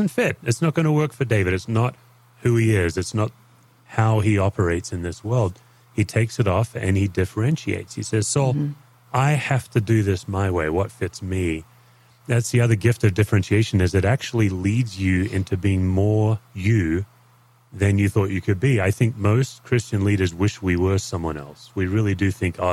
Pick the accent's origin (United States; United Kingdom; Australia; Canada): Australia; as an Aussie